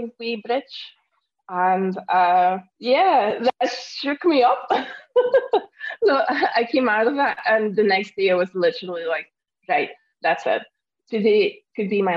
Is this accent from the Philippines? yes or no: no; Belgium; moved away as an adult; now in Scotland, United Kingdom; I'm originally from Belgium and I moved to Scotland in 2011.